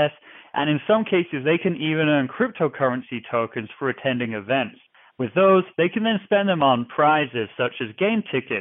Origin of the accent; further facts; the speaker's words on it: New Jersey, United States; moved away as an adult; also born or lived in England / North Carolina; now in Seattle, United States; I was born in England. I grew up in New Jersey